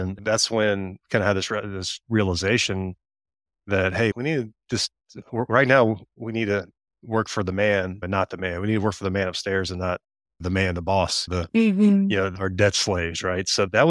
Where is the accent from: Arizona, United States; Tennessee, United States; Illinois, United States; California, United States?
Tennessee, United States; Tennessee, middle of Tennessee.